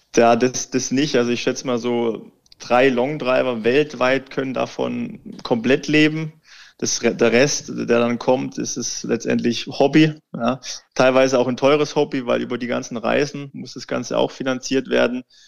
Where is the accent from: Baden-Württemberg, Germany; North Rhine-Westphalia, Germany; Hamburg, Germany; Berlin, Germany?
Baden-Württemberg, Germany; moved away; Ich komme ja ursprünglich aus Baden-Württemberg, aus einem ganz, ganz kleinen Kaff und der Golfplatz, der Golfclub ist eigentlich um das Dorf rum gebaut